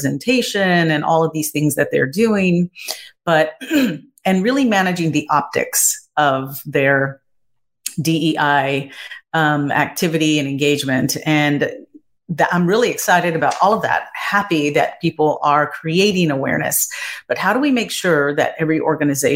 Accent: Texas, United States; my family definitely are descendants of Native Americans growing up in Texas

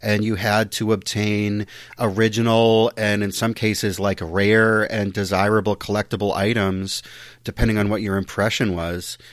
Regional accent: United States; as an American

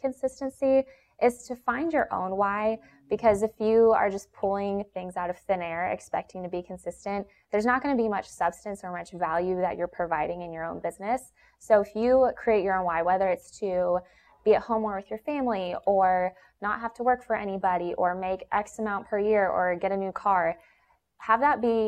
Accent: Atlanta, Georgia, United States; I was born and raised in Atlanta, Georgia

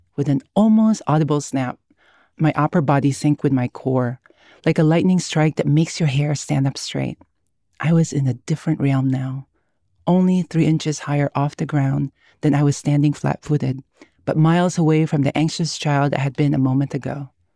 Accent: Philippines; now in United States; I was born and raised in the Philippines. I lived half my life there

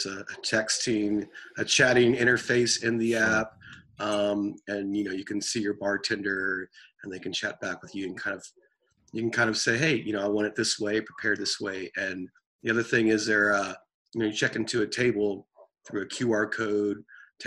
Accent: Austin, Texas, United States; I'm from Austin, Texas, and I'm a developer and entrepreneur

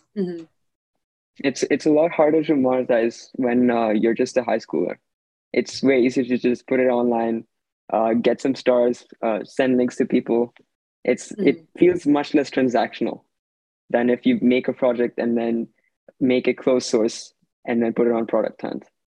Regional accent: Redmond, Washington, United States; I'm 16, and I'm also from Washington. I live in Redmond

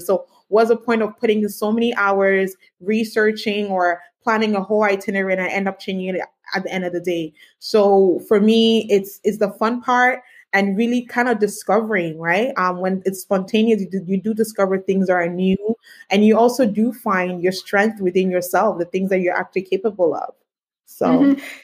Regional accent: Canada; also born or lived in Ghana; I was born in mm-hmm. Ghana, but I was raised in Canada

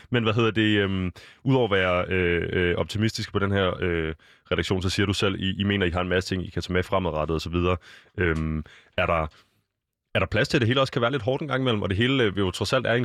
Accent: Aarhus, Central Denmark Region, Denmark; born there; jeg er født i Aarhus, ja. øh, så det er i dag, der skal jeg ligesom bruge mit, mit aarhusianske ophav

